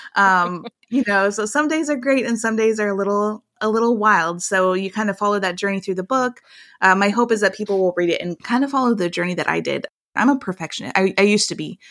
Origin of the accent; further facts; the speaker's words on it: small town Iowa, United States; our small town Iowa life